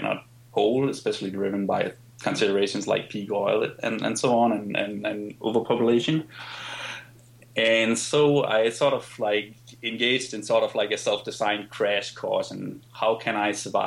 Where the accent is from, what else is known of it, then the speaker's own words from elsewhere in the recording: Denmark; I grew up in Denmark, for instance, where things like investing is not really something people